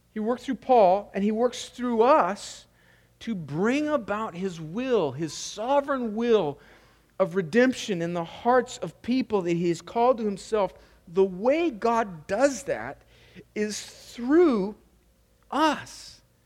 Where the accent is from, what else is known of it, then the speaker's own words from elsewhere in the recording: California, United States; moved away; which is where I'm from, my home state of California